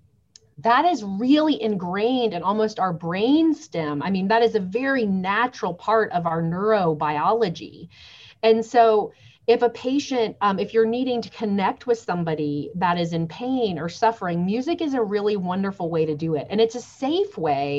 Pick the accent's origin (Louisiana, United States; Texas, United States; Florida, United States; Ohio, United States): Florida, United States; Lakeland; moved away; also born or lived in Nashville, Tennessee; I was born in Lakeland